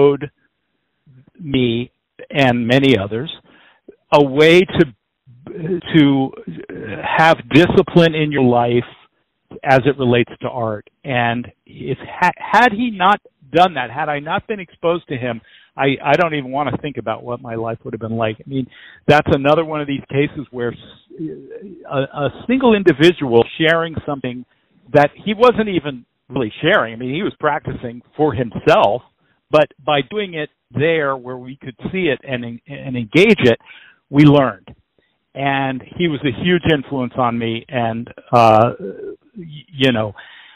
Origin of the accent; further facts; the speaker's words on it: McLean, Virginia, United States; I grew up in McLean, Virginia, right outside of D.C.